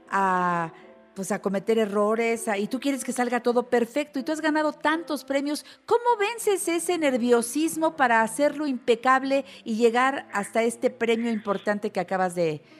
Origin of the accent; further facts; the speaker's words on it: Mexico City, Mexico; Aquí en la Ciudad de México.